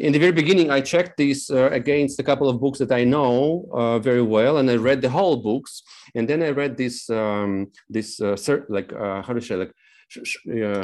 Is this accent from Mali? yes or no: no; Moldova; also born or lived in Novosibirsk, Russia; now in Poland; I come from Moldova. We spent several years in Nova Sibirsk